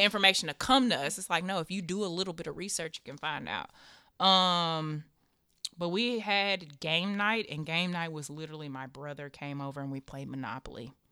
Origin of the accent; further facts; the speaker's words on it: Nashville, Tennessee, United States; I'm from Tammany Drive out east across from Stratford.